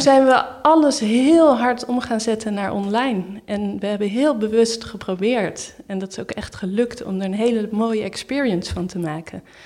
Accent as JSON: {"language": "Dutch", "country": "Netherlands", "moved": "as an adult", "lives_now": "Berlin, Germany"}